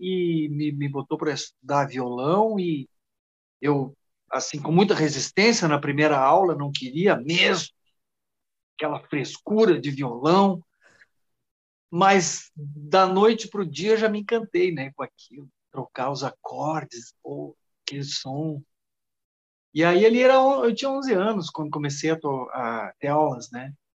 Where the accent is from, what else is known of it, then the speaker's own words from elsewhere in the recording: Soledade, Rio Grande do Sul, Brazil; also born or lived in Giruá, Rio Grande do Sul; Saí de, de soledade, meio fugido, assim, da família